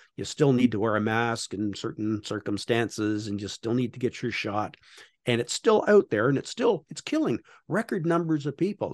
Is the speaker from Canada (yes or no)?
yes; Canada; I'm Canadian